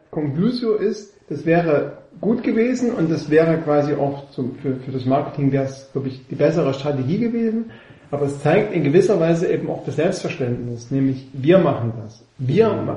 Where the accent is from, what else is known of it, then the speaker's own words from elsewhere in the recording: Leipzig, Saxony, Germany; als Urleipziger